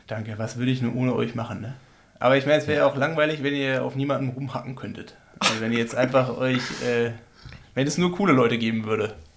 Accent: Berlin, Germany; now in Freiburg, Germany; ich bin ja Berliner.

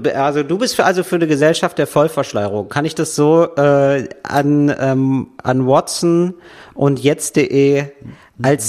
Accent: Germany; ich als Deutscher

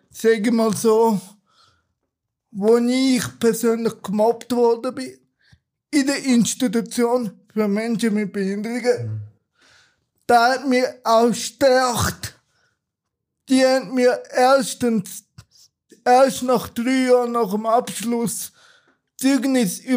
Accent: Turkey; ursprünglich bin ich ein Kurde aus der Türkei. Da macht ja auch vieles aus.

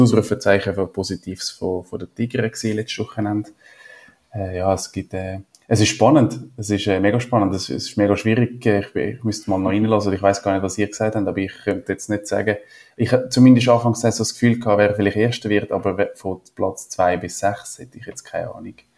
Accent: Switzerland; ich bin ja wo, nicht in den Bergen aufgewachsen, aber ja, wir haben Berge

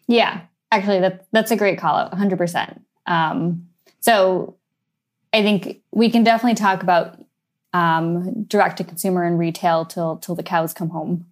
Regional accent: San Francisco, California, United States; moved away as an adult; also born or lived in Switzerland; now in London, United Kingdom; the very few people who was born and bred in San Francisco, grew up in in the city while Silicon Valley was booming.

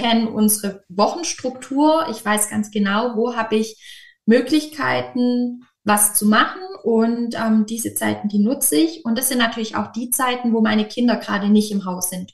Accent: Böblingen region, near Stuttgart, Baden-Württemberg, Germany; Genauer gesagt komme ich aus der Region Böbling, das ist nahe Stuttgart

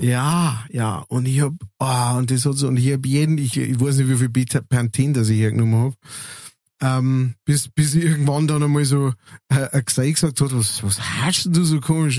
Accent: Münster, Germany; moved away; wo ich aufgewachsen bin, in Münster

